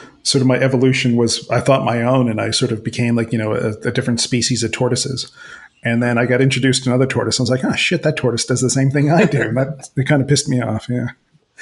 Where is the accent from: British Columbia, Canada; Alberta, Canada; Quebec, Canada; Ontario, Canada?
Ontario, Canada; Mississauga; growing up in Streetsville, Mississauga